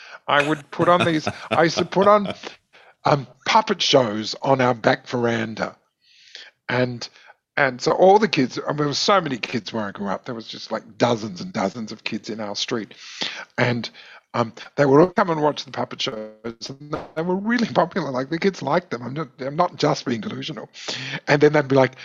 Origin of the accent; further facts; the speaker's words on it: Adelaide, South Australia, Australia; the only thing that was available in Ross Trevor, where I grew up, was after school ballet classes.